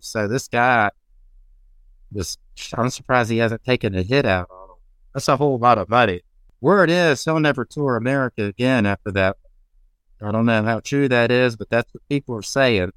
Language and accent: English; Augusta, United States; my hometown of Augusta